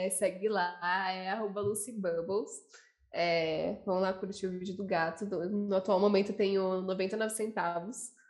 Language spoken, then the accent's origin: Portuguese; São Paulo, Brazil; sempre morei nessa região também, aqui no Jabaquara.